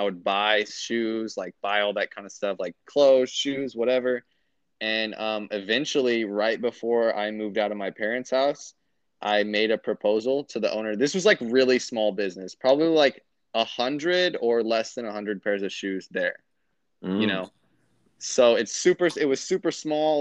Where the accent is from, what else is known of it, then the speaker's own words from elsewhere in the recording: United States; moved away as an adult; now in Kansas City, United States; It's like 45 to like 50 minutes away from, like, my hometown up to downtown Kansas City